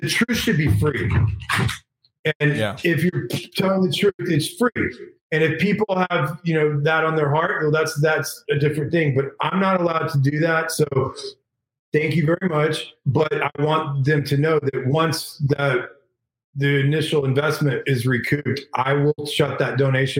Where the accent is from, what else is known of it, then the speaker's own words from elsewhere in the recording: Texas, United States; moved away; I'm from Texas